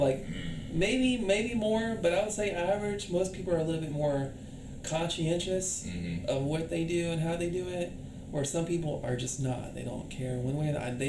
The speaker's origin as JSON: {"language": "English", "region": "California", "country": "United States", "said": "I'm from California"}